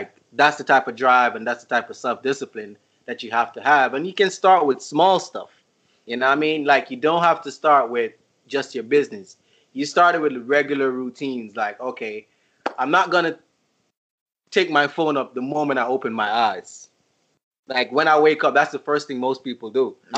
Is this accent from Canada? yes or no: no; Jamaica; I'm from Jamaica. Wagwan, you know? Yeah. I live in Jamaica.